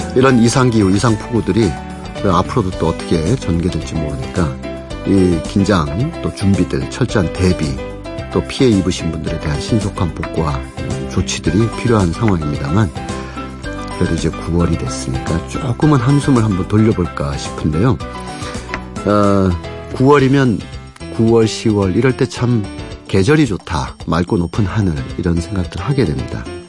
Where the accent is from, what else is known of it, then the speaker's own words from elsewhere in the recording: Punggi, North Gyeongsang, South Korea; 제 고향이 경북 풍기라서